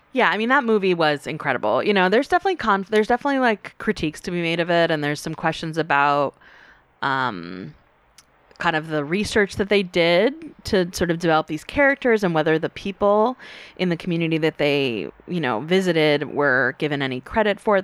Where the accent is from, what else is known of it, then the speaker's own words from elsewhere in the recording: North Carolina, United States; growing up in the South in North Carolina